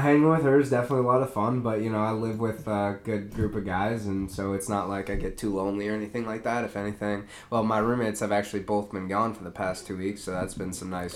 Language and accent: English; Eden Prairie, Minnesota, United States; I grew up in Eden Prairie